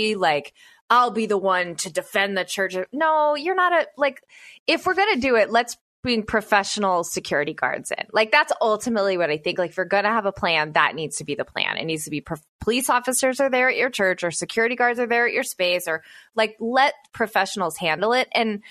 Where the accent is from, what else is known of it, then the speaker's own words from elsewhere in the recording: the South, United States; So I grew up in the South